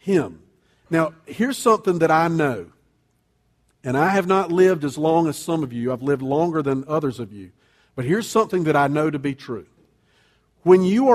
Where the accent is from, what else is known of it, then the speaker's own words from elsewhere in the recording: United States; I'm an American